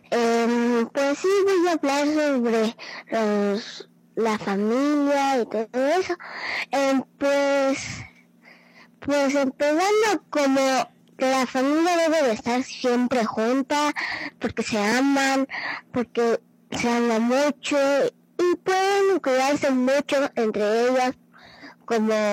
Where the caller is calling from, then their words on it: San Cristóbal de las Casas, Chiapas, Mexico; y yo te estoy escuchando en México